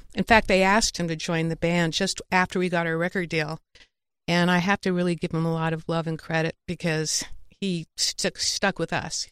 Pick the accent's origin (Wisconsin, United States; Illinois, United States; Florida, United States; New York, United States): New York, United States; moved away as an adult; also born or lived in Connecticut; now in Los Angeles, United States; I'm such a New Yorker